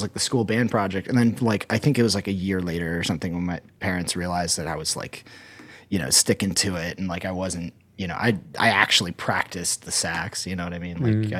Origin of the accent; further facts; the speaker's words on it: Columbus, Ohio, United States; moved away; also born or lived in Akron / Florida / Utah / Idaho; So I was born in Akron. I grew up in Columbus, family in Cleveland. Then my family moved to, like when 2008 happened, my family ended up moving to Florida for my dad to get a new job.